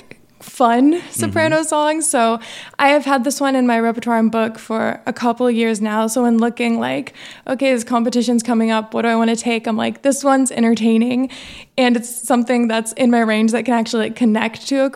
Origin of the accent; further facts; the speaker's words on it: Avon, Indiana, United States; also born or lived in Danville, Indiana; I am from Avon, Indiana, and then we moved to Danville. So still just like West Indianapolis kind of area.